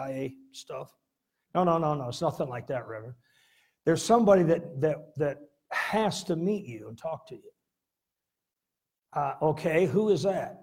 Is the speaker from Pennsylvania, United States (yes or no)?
no; Midland, Michigan, United States; moved away as an adult; also born or lived in San Diego, California; when I moved from San Diego back to Midland